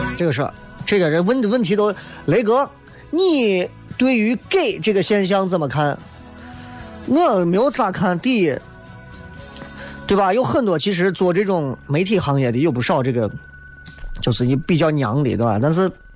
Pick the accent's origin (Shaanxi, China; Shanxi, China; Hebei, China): Shaanxi, China; Xi'an; accent: Xi'an-flavoured Mandarin; 一直在用比较洋气的西安话，就是西安味道的普通话跟大家在做直播